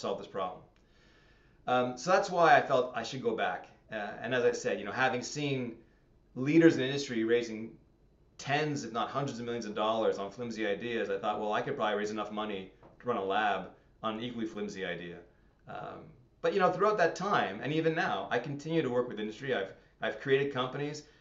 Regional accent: Montreal, Quebec, Canada; moved away as an adult; now in Hamilton, Canada; Growing up in Montreal, very, very insular community.

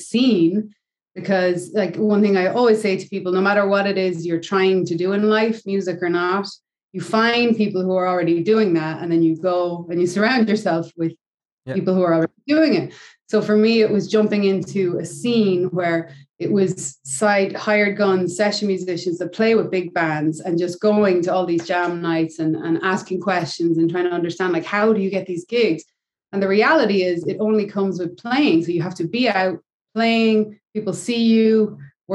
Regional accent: Ireland; moved away; in Ireland, where I'm from

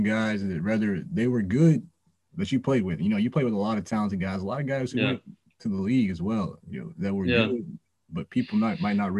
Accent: Nashville, Tennessee, United States; moved away; I'm from Nashville

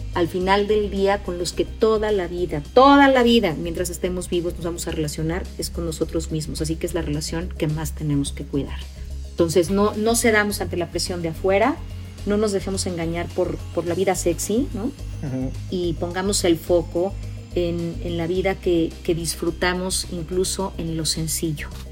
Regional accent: Mexico; Nosotros los mexicanos a veces nos importa más ganar que tener con qué ganar

